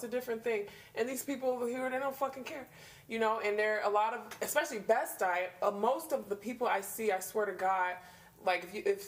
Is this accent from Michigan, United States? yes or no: yes; Detroit, Michigan, United States; now in New York, United States; I grew up in Detroit, but I grew up in New York.